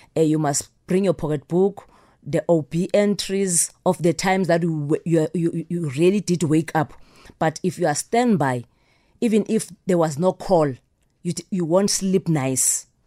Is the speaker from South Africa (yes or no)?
yes; South Africa